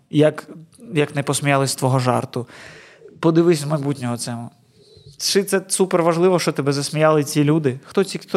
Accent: Chornomorsk, Odesa Oblast, Ukraine

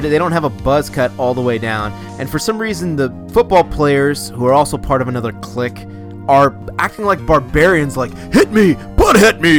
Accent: Ohio, United States; I'm from Ohio

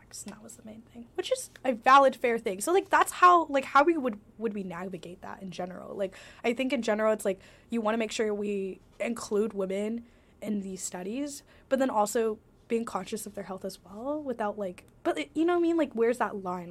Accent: Washington, United States; I'm from Washington State

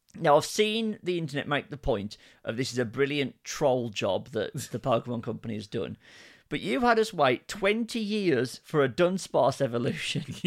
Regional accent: United Kingdom; we are British

